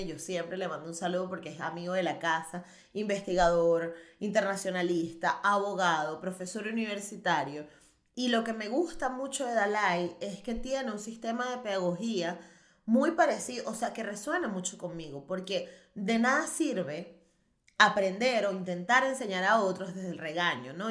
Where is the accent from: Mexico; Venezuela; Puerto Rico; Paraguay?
Venezuela; moved away as an adult; now in Barcelona, Spain; Yo soy venezolana